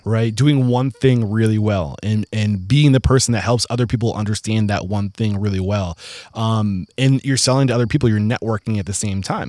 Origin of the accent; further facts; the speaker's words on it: Southern New Hampshire, United States; I'm from Southern New Hampshire, only an hour from